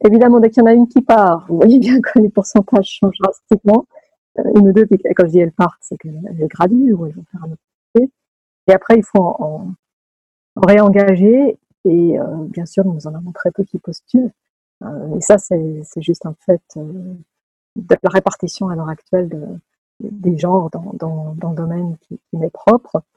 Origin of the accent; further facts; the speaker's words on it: Lausanne, Vaud, Switzerland; moved away as an adult; also born or lived in Edinburgh / California; Je suis née d'un papa italien et d'une maman française qui se sont rencontrés à Lausanne. J'y ai fait mes études euh, mes premières